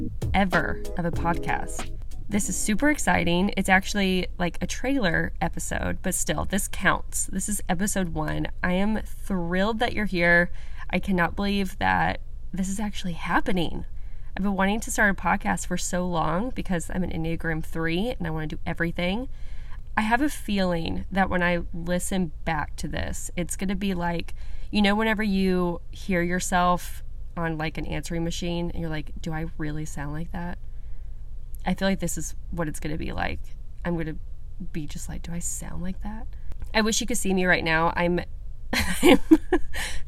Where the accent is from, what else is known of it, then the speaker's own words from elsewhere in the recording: Bible Belt America, United States; I grew up in the Methodist Church in Bible Belt America